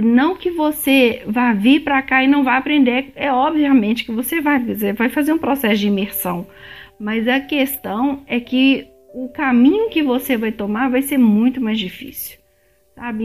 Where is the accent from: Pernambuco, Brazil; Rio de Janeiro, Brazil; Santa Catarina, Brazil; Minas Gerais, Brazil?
Minas Gerais, Brazil; Belo Horizonte; moved away as an adult; now in Canada; eu sou de BH